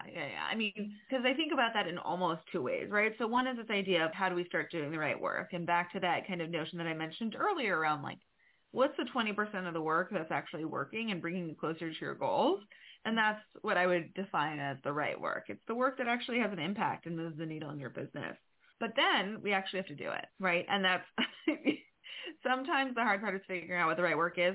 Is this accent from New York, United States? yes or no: yes; New York, United States; I'm a New Yorker